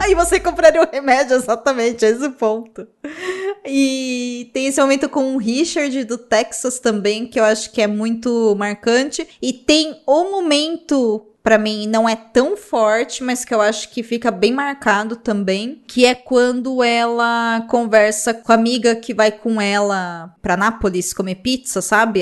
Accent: Brazil; sendo brasileiro

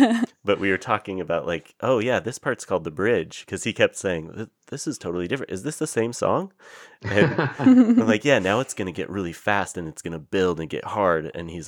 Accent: Oregon, United States; as a kid growing up in Oregon

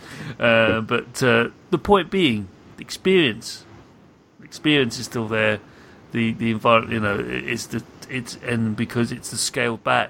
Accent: United Kingdom; as a British person

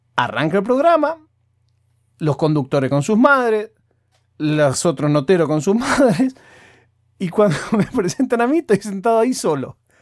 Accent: Argentina; yo soy argentino

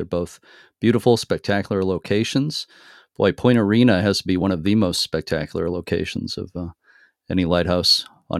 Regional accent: Lynn, Massachusetts, United States; my hometown, Lynn, Massachusetts.

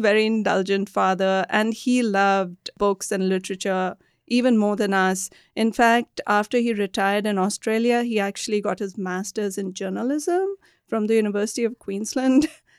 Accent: Delhi, India; When I was growing up in Delhi, it was still a very green city.

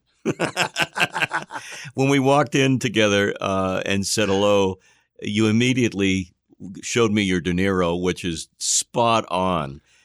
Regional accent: Boston, Massachusetts, United States; we're emanating from Boston, of course. Uh, that's, everybody knows now, that's where I'm from

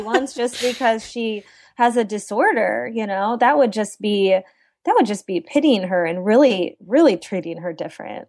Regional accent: central Illinois, United States; I grew up in central Illinois, and, um, I'm in the capital in Springfield

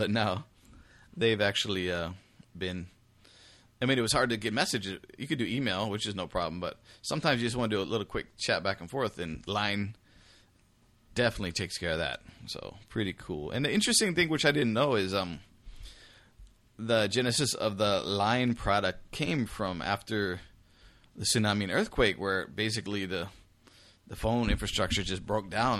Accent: United States; me as an American

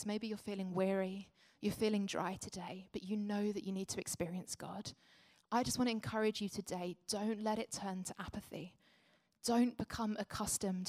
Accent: Essex, East of England, United Kingdom; now in London, United Kingdom; I grew up in Essex and now lived in London.

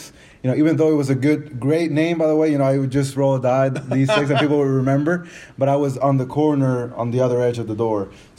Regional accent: Tennessee, United States; I'm from Tennessee.

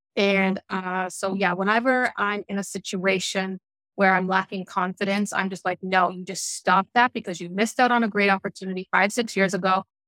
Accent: Newfoundland and Labrador, Canada; people are surprised when they find out that I'm from Newfoundland, that I was born and raised there because I don't have the accent anymore.

